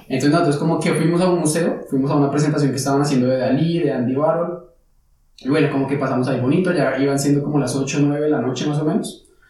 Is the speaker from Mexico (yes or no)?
no; Colombia; moved away as an adult; now in Frankfurt, Germany; nosotros como colombianos estamos acostumbrados